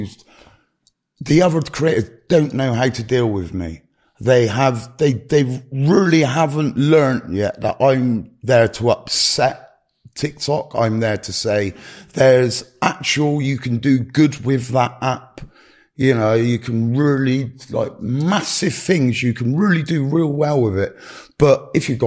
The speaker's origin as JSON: {"language": "English", "country": "United Kingdom", "also_born_or_lived": "Gloucestershire", "said": "I'm very British"}